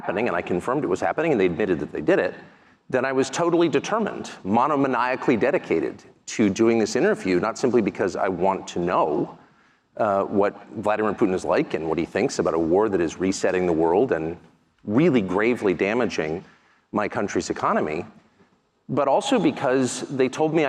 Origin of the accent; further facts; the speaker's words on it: United States; I'm an American citizen. I'm 54.